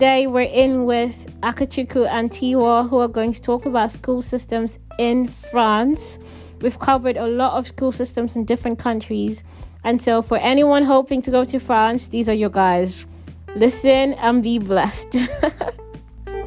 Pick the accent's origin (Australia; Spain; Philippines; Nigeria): Nigeria; how nomadic we are as Nigerian youth